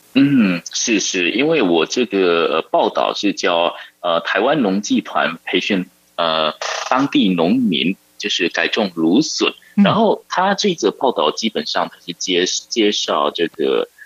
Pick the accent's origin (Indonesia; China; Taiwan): Indonesia; Sumatra; 我是，不是雅加达人，所以我的家乡是在另外一个岛，在哦。叫做苏门答腊岛，然后哦。我们那个地方是比较靠近马六甲